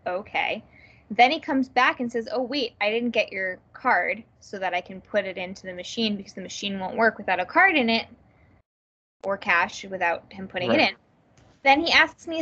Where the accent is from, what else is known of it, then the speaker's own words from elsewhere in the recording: New Jersey, United States; I'm from New Jersey